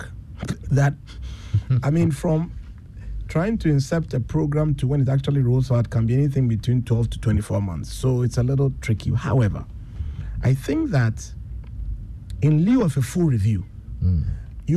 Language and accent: English; Accra, Greater Accra, Ghana; I grew up in Osu, just down the road from here, in a place called Osu CDC